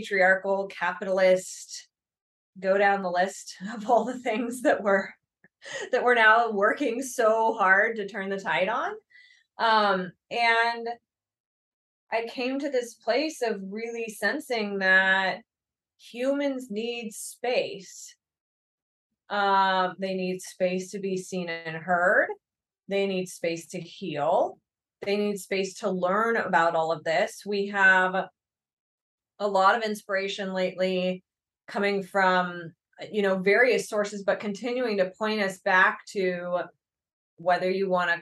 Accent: Berkeley, California, United States; I was born in Berkeley

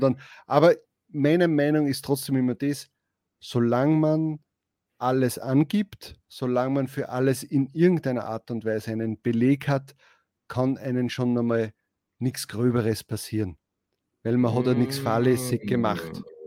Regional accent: Austria; als Österreicher

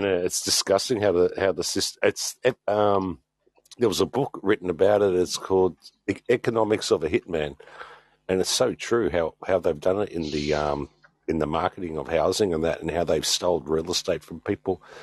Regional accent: Sydney, New South Wales, Australia; moved away as an adult; now in Adelaide, Australia; I grew up in New South Wales. Yeah, Sydney, right heart of Sydney

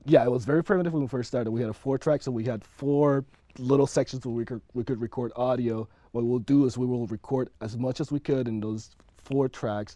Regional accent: Panama; moved away; I'm originally from Panama

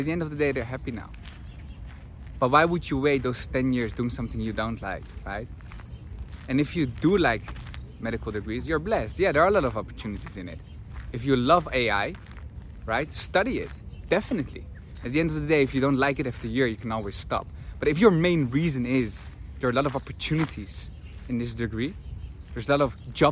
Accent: Netherlands; moved away as an adult; I'm from the Netherlands

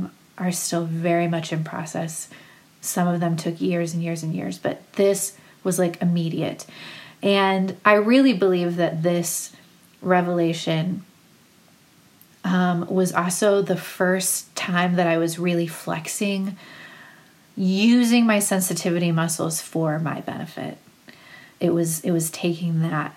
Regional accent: Cleveland, Ohio, United States; also born or lived in Akron, Ohio; I'm from Cleveland.

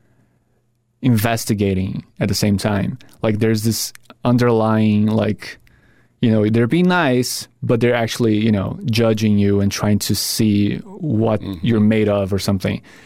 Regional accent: Brazil; now in United States; I grew up with Friends, Seinfeld, back in Brazil

